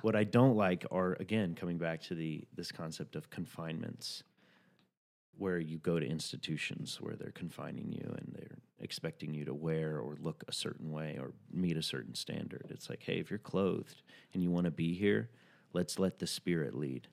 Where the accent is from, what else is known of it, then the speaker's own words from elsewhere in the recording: the South, United States; I'm from the South